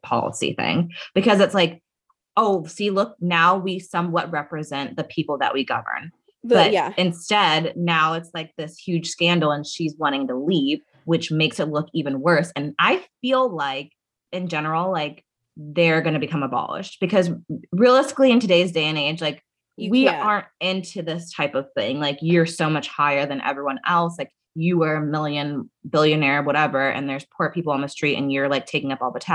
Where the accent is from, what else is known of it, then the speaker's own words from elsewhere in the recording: United Kingdom; me being British